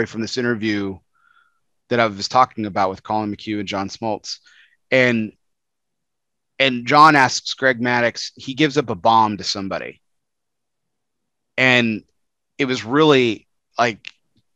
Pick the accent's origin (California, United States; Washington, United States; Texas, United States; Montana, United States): Texas, United States; El Paso; I grew up in El Paso, Texas